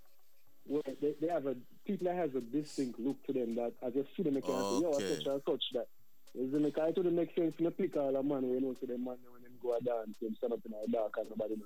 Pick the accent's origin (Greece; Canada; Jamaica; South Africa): Jamaica; Prospect, Saint Thomas; also born or lived in New Jersey, United States; now in United States; where I'm from is Jamaica. We call it the East Side. You know, I'm from St. Thomas